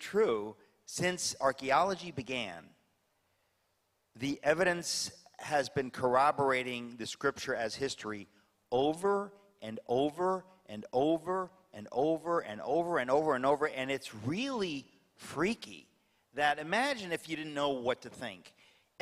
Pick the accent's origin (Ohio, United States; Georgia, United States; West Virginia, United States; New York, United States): New York, United States; I'm a New Yorker